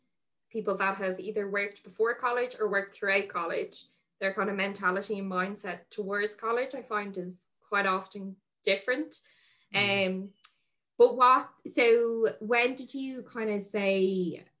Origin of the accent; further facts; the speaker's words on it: Dublin, Leinster, Ireland; when I was younger growing up in Dublin